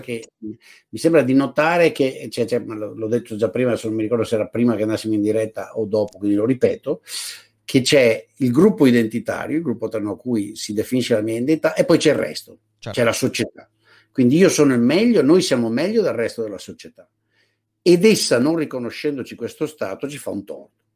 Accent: Padua, Veneto, Italy; sono uno che ha quasi 65 anni nacqui nel Veneto, a, nella periferia di Padova

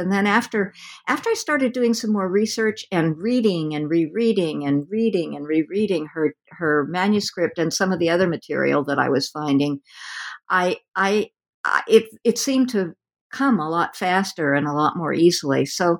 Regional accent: West Coast, United States; since I'm from the West Coast and have had very little time to explore the eastern part of the country

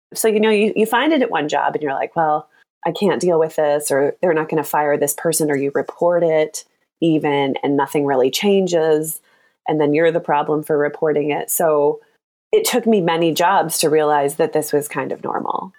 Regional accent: Michigan, United States; moved away as an adult; also born or lived in Chicago; now in San Francisco, United States; I grew up in Michigan, and I've been living in Chicago

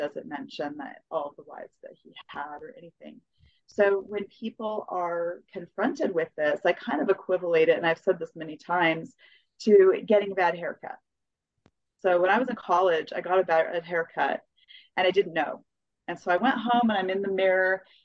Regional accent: Colorado, United States; also born or lived in New Mexico; I was raised in Colorado mostly, and some in New Mexico

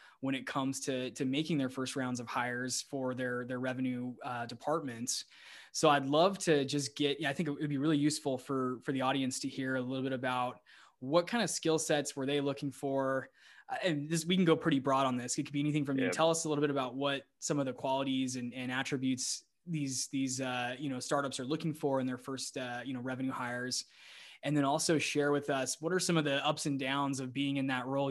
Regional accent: Scottsdale, Arizona, United States; moved away as an adult; also born or lived in Austin, Texas; my hometown of Scottsdale, Arizona

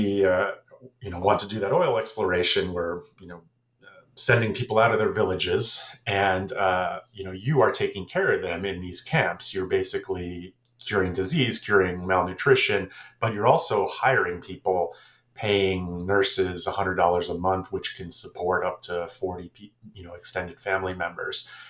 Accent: Florida, United States; also born or lived in New Jersey; I am American, born in New Jersey, grew up in Florida

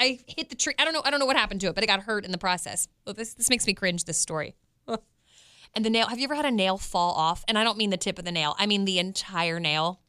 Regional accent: Westminster, Maryland, United States; now in Kansas City, United States; I grew up in Westminster, Maryland

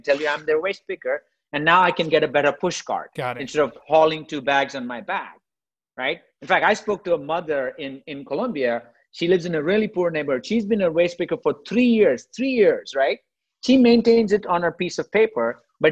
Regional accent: India; moved away; I grew up in India, right? I grew up poor in India

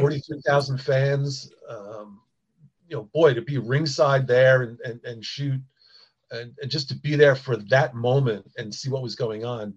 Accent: Long Island, New York, United States; I grew up on Long Island

